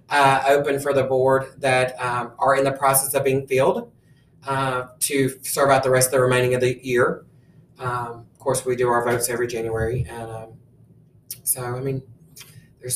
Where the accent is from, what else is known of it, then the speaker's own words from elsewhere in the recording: Tipton County, Tennessee, United States; also born or lived in Hawaii; I'm actually was born in Hawaii. And when my dad retired out of the military, we moved here in 1987. Been in Tipton County my whole life, pretty much